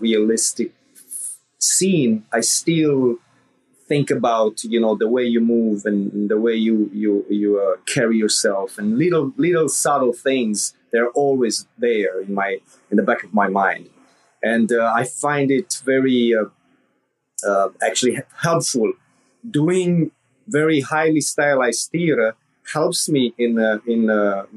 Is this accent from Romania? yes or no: yes; Transylvania, Romania; moved away as an adult; now in United States; I was born in Romania during communism, and I grew up in the like darkest time of communism in the late 80s